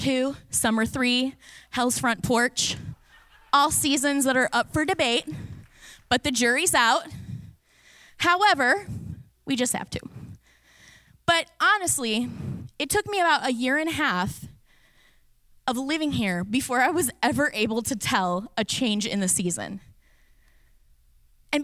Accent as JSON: {"language": "English", "region": "Indiana", "country": "United States", "moved": "as an adult", "lives_now": "Florida, United States", "said": "I'm from Indiana. We have 4 legitimate seasons."}